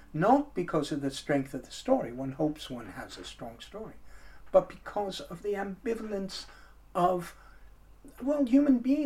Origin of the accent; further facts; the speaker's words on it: United States; moved away; also born or lived in Texas; When I was about five, I lived in the United States, as you can probably tell from my accent